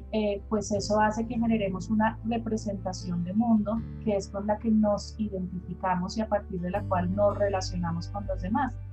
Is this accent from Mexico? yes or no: no; Bogotá, Bogotá Capital District, Colombia; eh, soy de Bogotá, Colombia, siempre he vivido acá.